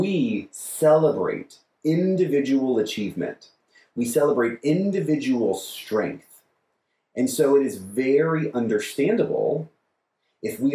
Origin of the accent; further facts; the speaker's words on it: United States; We are American Christians